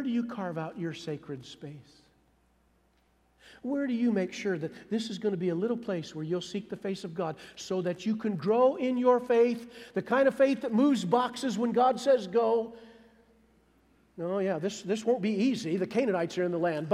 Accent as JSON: {"language": "English", "region": "Iowa", "country": "United States", "tie": "born or raised there", "moved": "yes", "lives_now": "Missouri, United States", "said": "I grew up in Iowa"}